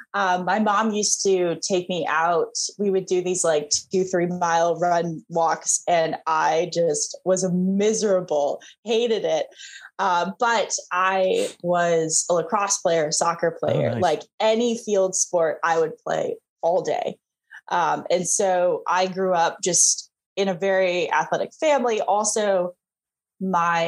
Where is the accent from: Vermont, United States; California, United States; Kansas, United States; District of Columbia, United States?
Vermont, United States; moved away; I grew up in Vermont